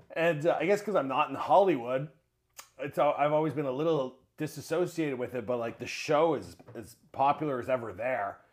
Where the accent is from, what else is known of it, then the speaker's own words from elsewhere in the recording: Mississauga, Ontario, Canada; I grew up in Mississauga.